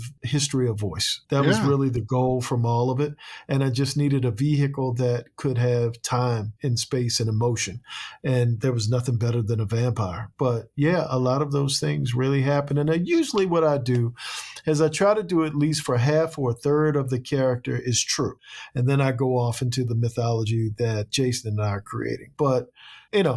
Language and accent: English; Annapolis, Maryland, United States; my hometown, Annapolis, was a slave port